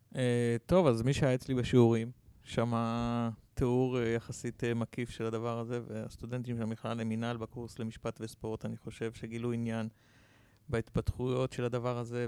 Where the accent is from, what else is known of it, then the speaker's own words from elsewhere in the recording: Petah Tikva, Central District, Israel; אני גדלתי בפתח תקווה